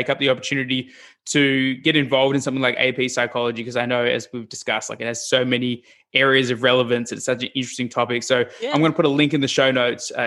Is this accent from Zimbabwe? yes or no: no; Australia; I'm from Australia